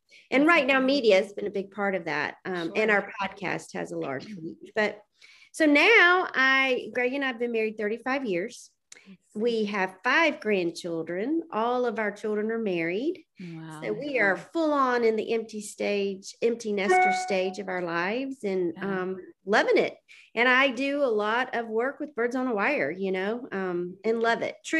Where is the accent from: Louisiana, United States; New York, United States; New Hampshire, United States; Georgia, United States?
Georgia, United States; Atlanta; I'm a native from Atlanta, Georgia, one of the very few that's a native, and grew up here and met my husband in college.